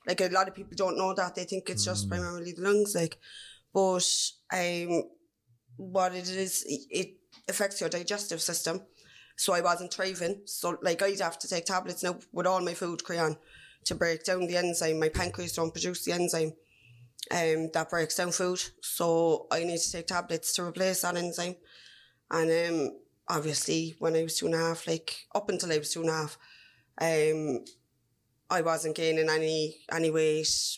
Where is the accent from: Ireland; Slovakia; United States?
Ireland; Cork, Munster; I'm from Farnry in the North Side.